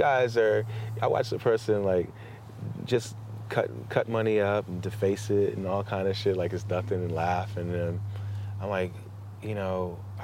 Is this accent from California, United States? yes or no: yes; Los Angeles, California, United States; I'm from South Central and I grew up in that area